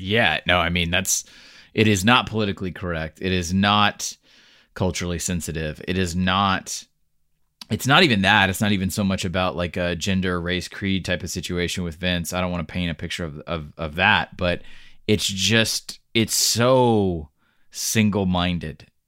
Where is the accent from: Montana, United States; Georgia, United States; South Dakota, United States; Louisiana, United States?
Georgia, United States; moved away; also born or lived in Washington D.C. suburbs; I'm from Georgia.